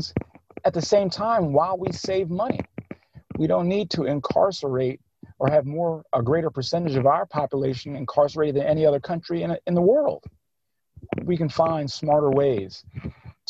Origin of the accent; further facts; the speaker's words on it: Philadelphia, Pennsylvania, United States; I grew up in Cobbs Creek. I grew up in West Philly